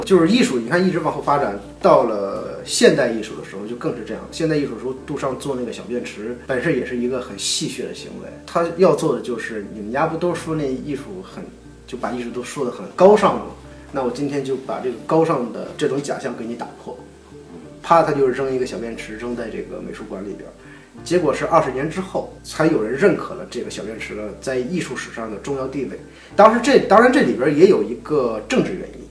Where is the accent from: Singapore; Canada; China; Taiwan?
China; 我们中国人的教育